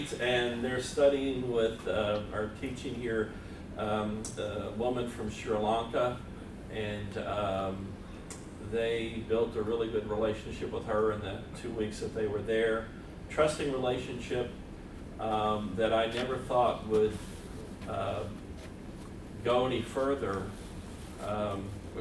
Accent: West Springfield, Massachusetts, United States; I am from West Springfield, Massachusetts

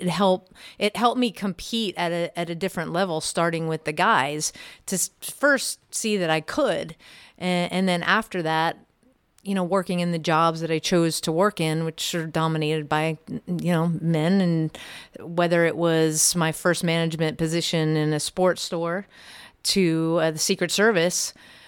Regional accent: Maryland, United States; Well, I grew up in Montgomery County, Maryland. And, you know, typical household in the burbs, about 15 miles outside of D.C.

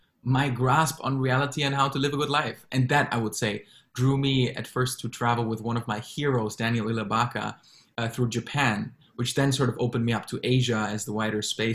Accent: Frankfurt, Hesse, Germany; moved away as an adult; also born or lived in Berlin / Singapore; now in Hong Kong; having grown up in Germany, I always felt drawn to be somewhere else but my hometown, which is Frankfurt

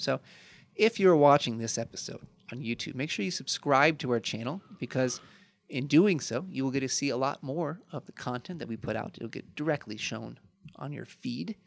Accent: Chicago, Illinois, United States; I'm from Chicago

